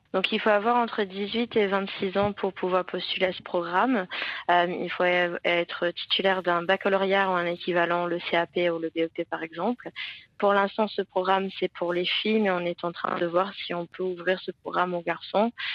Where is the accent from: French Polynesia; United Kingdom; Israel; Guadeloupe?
United Kingdom; England; French is a second language; moved away as an adult; now in Aix-en-Provence, France; je suis anglaise